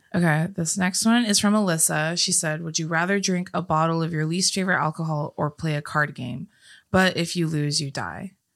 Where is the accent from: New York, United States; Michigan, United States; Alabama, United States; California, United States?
California, United States; we were also born and raised in California